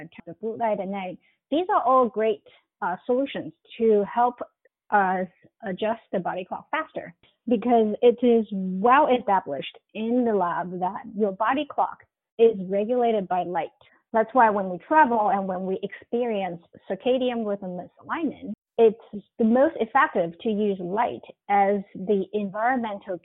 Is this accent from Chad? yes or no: no; China; moved away as an adult; now in United States; I come from China